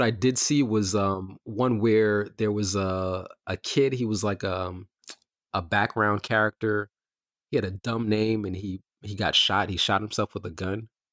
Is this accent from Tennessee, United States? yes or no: no; New York City, New York, United States; I grew up in Bed Stuy and Crown Heights